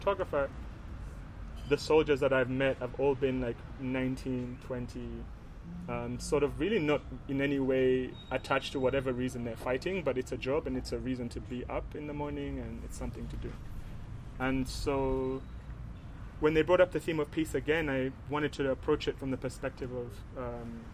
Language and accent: English; Uganda; we come from Uganda